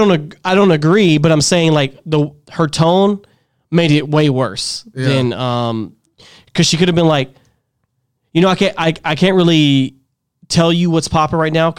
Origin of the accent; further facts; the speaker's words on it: Dallas, Texas, United States; Born and raised here, yeah, like me.